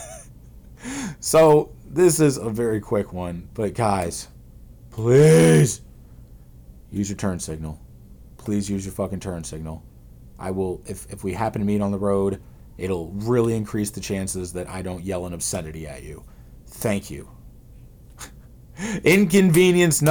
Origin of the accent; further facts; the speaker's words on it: St. Louis, Missouri, United States; I'm from St. Louis